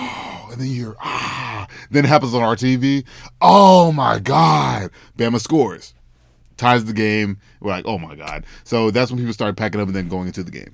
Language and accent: English; Memphis, Tennessee, United States; moved away; I'm from Memphis, Tennessee